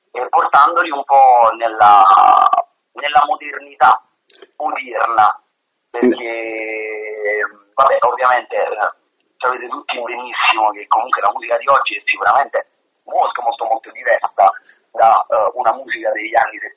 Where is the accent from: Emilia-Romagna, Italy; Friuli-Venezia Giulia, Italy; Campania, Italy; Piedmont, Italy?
Campania, Italy; Caserta; born there; Siamo proprio a Caserta, Caserta.